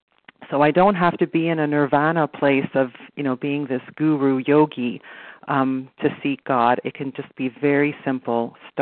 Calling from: Toronto, Ontario, Canada; So I'm calling from Toronto, Canada

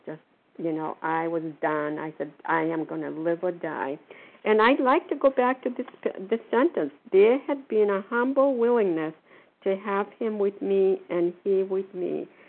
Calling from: Port Charlotte, Florida, United States; I'm calling from Port Charlotte, Florida. I forget where I am. We have here for the winter.

